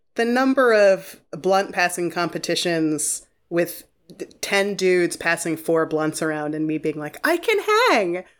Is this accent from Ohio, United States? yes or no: yes; Shaker Heights, Ohio, United States; I grew up in Shaker Heights, Ohio, which is, you know, like a suburb of, of Cleveland